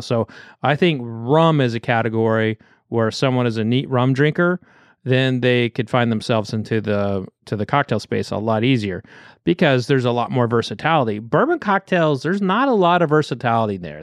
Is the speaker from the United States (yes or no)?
yes; Oklahoma, United States; growing up in Oklahoma